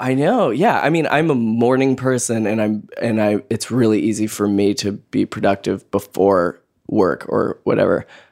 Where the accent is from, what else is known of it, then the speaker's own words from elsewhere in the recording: Boise, Idaho, United States; moved away as an adult; now in Brooklyn, United States; I am originally from Boise, Idaho